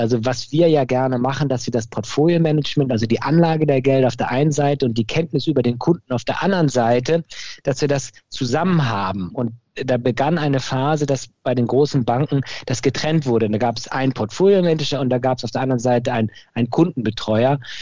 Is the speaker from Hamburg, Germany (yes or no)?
yes; Hamburg, Germany; moved away as an adult; now in Cologne, Germany; Ich bin in Hamburg geboren, komme also aus, aus der Hansestadt und habe dann mich ähm, entschlossen, in Köln zu studieren